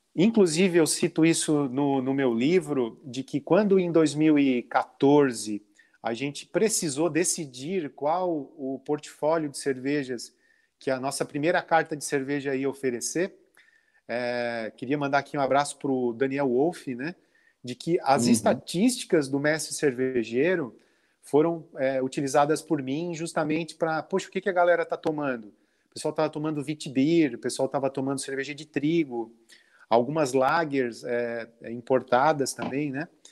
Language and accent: Portuguese; Lauro Müller, Santa Catarina, Brazil; also born or lived in Orleans, Santa Catarina; eu nasci na cidade de Lauro Miller. É, uhum. Com 12 anos, então vivi até 12 anos em Lauro Miller